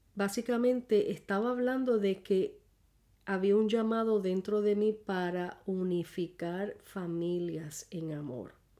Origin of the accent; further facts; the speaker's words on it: San Juan, Puerto Rico; soy puertorriqueña, casada con un colombiano barranquillero. Ya tenemos 40 años de matrimonio. El marzo 5 cumpliremos los 41. Eh, pues nacida en San Juan, Puerto Rico, este, mejor dicho, Santurce, Puerto Rico